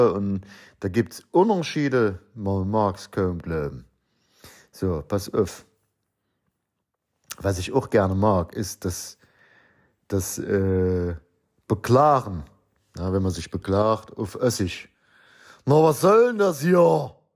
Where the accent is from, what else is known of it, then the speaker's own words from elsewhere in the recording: Lower Saxony, Germany; born there; auch wenn ich nicht gebürtig aus dem Osten stamme. Obwohl, geboren in Niedersachsen, das ist schon haarscharf an der Kante.